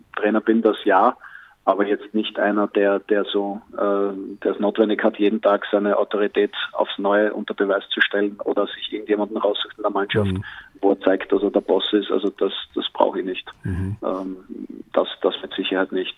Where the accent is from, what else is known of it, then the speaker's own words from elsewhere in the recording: Austria; mit meiner österreichischen Staatsbürgerschaft